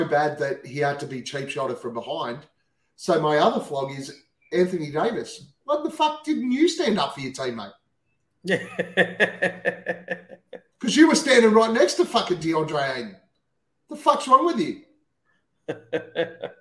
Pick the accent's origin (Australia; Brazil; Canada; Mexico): Australia; We're Australian. We speak way too fast